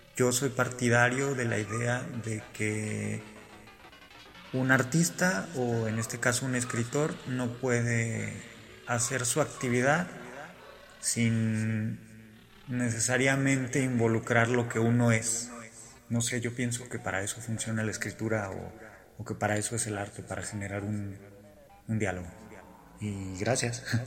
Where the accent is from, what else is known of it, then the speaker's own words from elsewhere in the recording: Morelia, Michoacán, Mexico; soy de Morelia, Michoacán, vivo en Morelia